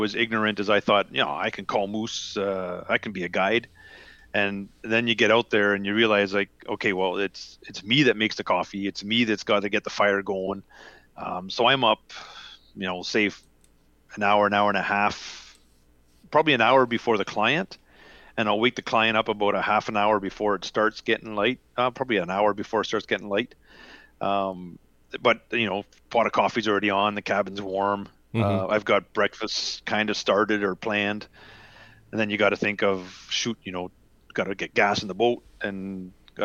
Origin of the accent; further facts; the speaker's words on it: Canada; I'm Canadian